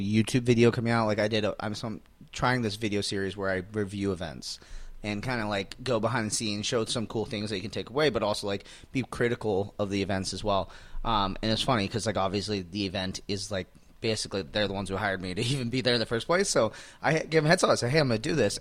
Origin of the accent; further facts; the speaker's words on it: Phoenix, Arizona, United States; I'm in my hometown